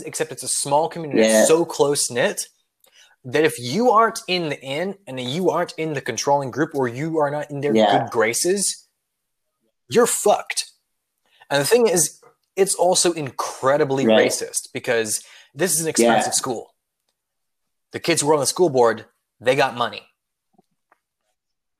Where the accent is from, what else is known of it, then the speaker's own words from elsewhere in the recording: Colorado, United States; my home state of Colorado